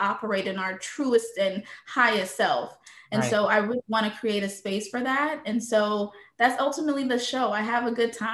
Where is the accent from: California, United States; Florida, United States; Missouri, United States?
Missouri, United States; St. Louis; moved away as an adult; also born or lived in Haiti; now in Fort Lauderdale, United States; I was born in Haiti, but I was raised in St. Louis, Missouri